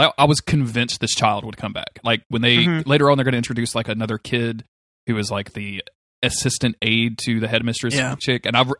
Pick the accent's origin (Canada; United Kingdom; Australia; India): United Kingdom; I know I'm British.